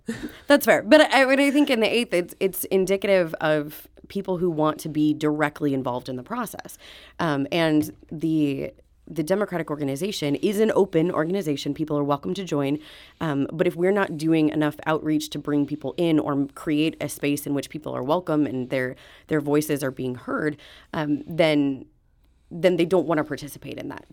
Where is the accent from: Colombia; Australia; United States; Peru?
United States; outside of Springfield, Illinois; moved away as an adult; now in St. Louis, United States; I was born and raised outside of Springfield, Illinois